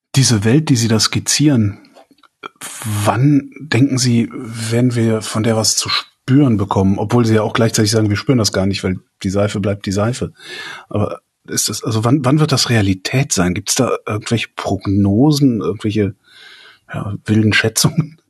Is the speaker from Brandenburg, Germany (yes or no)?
no; west of Cologne, North Rhine-Westphalia, Germany; ich bin gebürtiger Kölner und äh, äh westlich von Köln aufgewachsen, so 20 Kilometer entfernt.